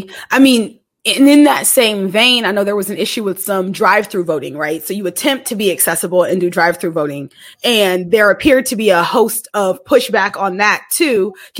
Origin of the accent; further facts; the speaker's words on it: Dallas, Texas, United States; I'm originally from Dallas. I completely identify with the heart always being in Texas. You know, as Texans, we have a lot of state pride.